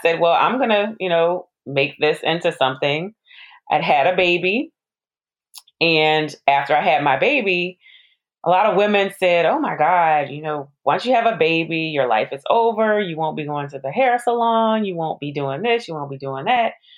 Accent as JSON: {"language": "English", "town": "New Orleans", "region": "Louisiana", "country": "United States", "said": "I'm from New Orleans. I graduated from Xavier University."}